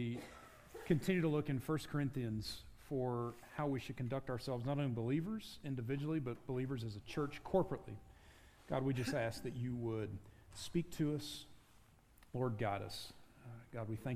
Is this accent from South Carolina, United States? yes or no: yes; South Carolina, United States; now in Utah, United States; I grew up in South Carolina, the actual Dixie